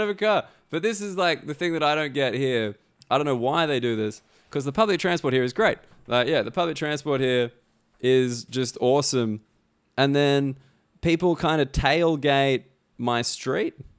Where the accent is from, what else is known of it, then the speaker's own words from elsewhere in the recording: Australia; now in London, United Kingdom; an Australian person